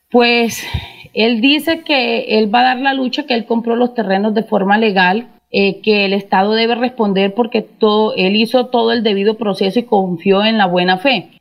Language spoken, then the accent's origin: Spanish; La Gloria, Cesar, Colombia; personas de acá de la zona